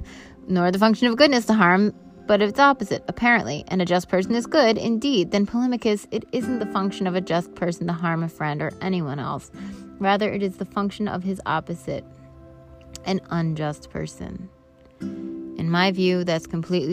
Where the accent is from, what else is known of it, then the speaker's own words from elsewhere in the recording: Vernon, New Jersey, United States; I learned in high school from Dr. Cannavale at Vernon Township High School